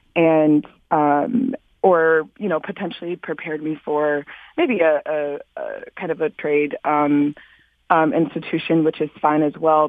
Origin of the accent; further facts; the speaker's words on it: Detroit, Michigan, United States; I was born and raised here in Detroit